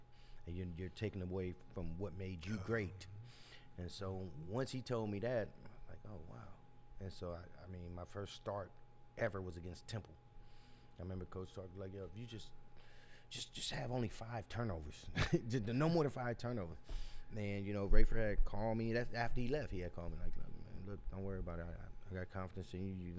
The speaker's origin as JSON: {"language": "English", "town": "Fresno", "region": "California", "country": "United States", "said": "I'm from Fresno."}